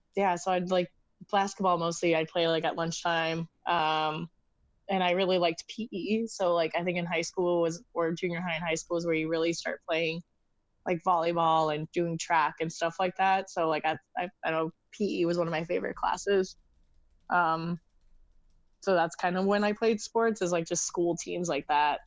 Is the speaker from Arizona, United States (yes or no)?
yes; Arizona, United States; moved away as an adult; also born or lived in Los Angeles, California; now in Brooklyn, United States; I'm originally from Arizona, born and raised there.